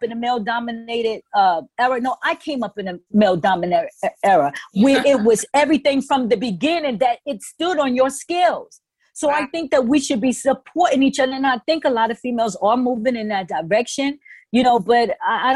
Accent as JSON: {"language": "English", "town": "New York City", "region": "New York", "country": "United States", "said": "I'm from the Bronx."}